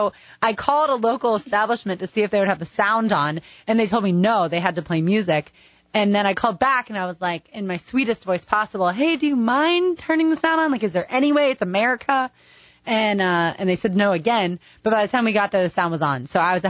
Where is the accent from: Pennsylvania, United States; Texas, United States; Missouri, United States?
Pennsylvania, United States; Philadelphia; We're in town from Philadelphia.